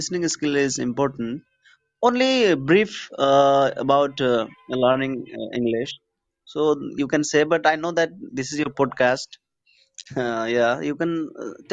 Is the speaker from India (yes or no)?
yes; India; English is a second language; I'm from India